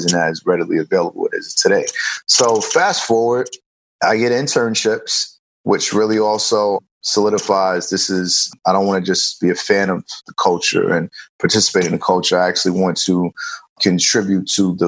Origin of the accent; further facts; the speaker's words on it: New York City, New York, United States; I grew up in New York, growing up throughout the 80s and 90s, you know, in New York City